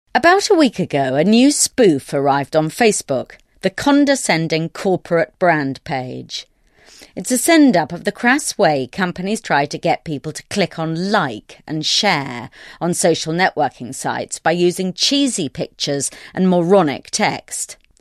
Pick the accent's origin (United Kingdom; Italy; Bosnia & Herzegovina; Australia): United Kingdom; I'm British